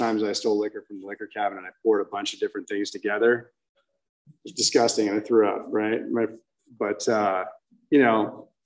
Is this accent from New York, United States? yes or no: no; Orange County, California, United States; I grew up in Orange County at a young age.